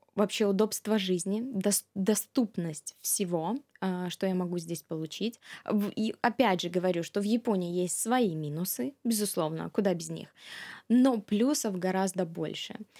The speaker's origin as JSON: {"language": "Russian", "region": "Minsk", "country": "Belarus", "tie": "born or raised there", "also_born_or_lived": "Russia", "moved": "as an adult", "lives_now": "Japan", "said": "с 96 года по 2008 год а, я вместе с семьей а, жила в Минске"}